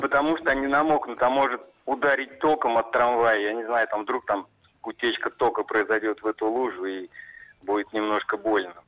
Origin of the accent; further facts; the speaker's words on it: Orsk, Orenburg Oblast, Russia; город Орск, Оренбургская область